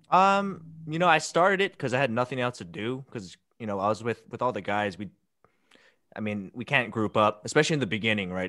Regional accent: Hilo, Hawaii, United States; Hilo, Big Island.

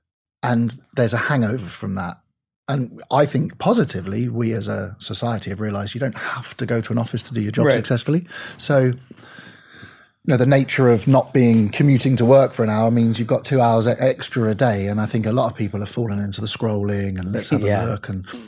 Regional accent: United Kingdom; now in United States; I'm British.

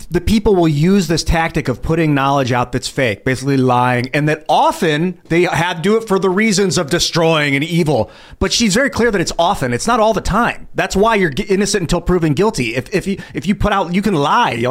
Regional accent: United States; I grew up in the United States just fine

